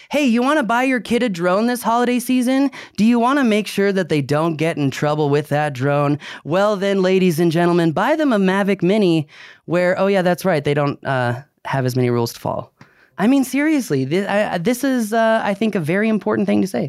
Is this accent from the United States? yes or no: yes; Virginia, United States; I grew up in Virginia